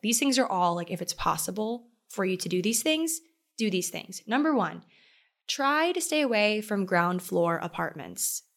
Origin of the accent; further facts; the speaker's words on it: Maryland, United States; moved away; I love the nautical vibe of Maryland. I love my hometown